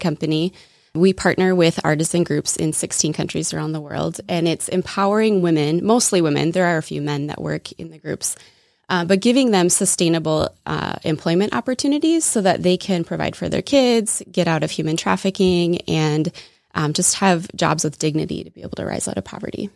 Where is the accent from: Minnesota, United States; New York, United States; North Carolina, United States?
Minnesota, United States; accent: Minnesota; also born or lived in Wisconsin; I was born and raised in Minnesota, so you might hear a little Minnesota accent come out at some point